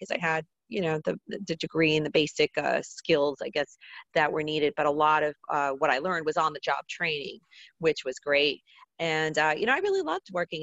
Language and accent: English; New Jersey, United States; I grew up in North Jersey, right outside New York City